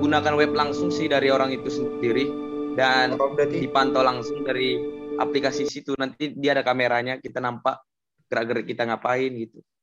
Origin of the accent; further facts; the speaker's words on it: Tualang, Riau, Indonesia; moved away; asalnya dari Riau, tepatnya dari Tualang.